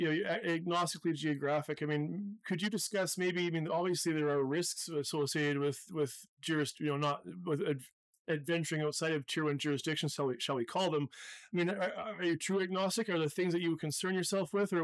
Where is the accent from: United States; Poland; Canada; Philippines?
Canada; as a Canadian